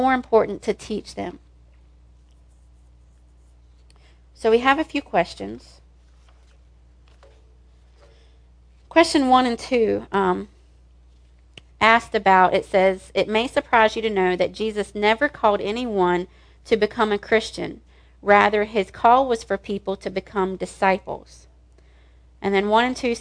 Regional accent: the South, United States; I was raised in the South.

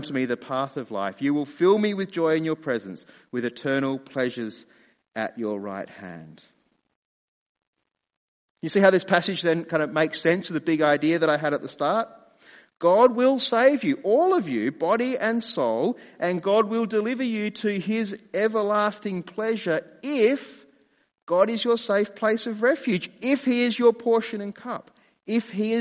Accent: Australia; I'm a dad, I'm a husband, I'm an Australian, I'm a pastor

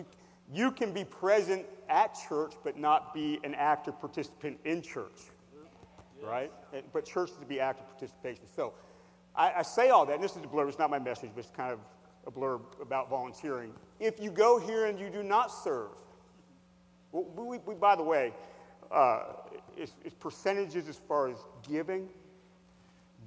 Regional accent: Hershey, Pennsylvania, United States; I'm from Hershey, Pennsylvania

